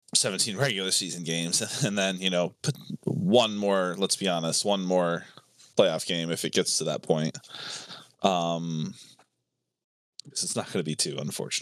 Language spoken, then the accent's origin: English; Tampa Bay, Florida, United States; born there; Yeah, no, I was born in Tampa Bay, Florida.